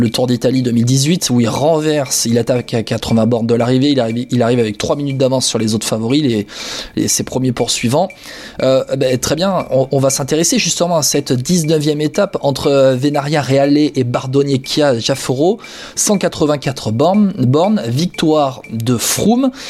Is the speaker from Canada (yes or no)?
no; France; je suis français, moi, monsieur, je suis râleur.